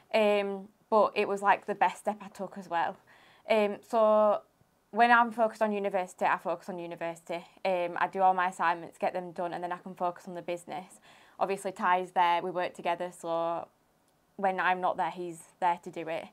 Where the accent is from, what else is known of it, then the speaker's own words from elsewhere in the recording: Huddersfield, Yorkshire and the Humber, United Kingdom; I'm from Huddersfield.